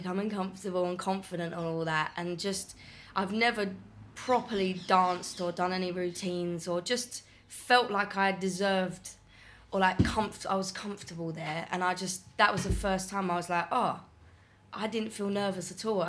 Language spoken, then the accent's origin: English; Essex, East of England, United Kingdom; Grew up in Essex